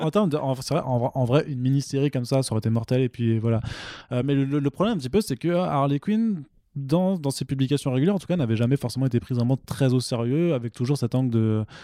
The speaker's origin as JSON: {"language": "French", "country": "Italy", "said": "Je suis italien, j'ai le droit."}